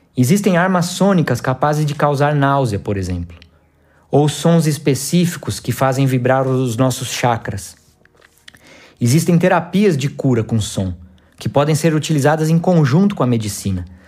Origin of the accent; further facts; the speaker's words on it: Campinas, São Paulo, Brazil; moved away as an adult; also born or lived in Goiás (city), Goiás; now in Goiás, Brazil; nascido na cidade de Campinas, São Paulo, e atualmente vivo na cidade de Goiás